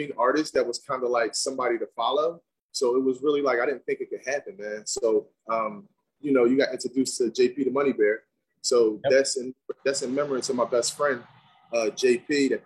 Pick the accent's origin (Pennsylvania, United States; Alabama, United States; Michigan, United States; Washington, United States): Pennsylvania, United States; Philadelphia; I'm from Philadelphia as well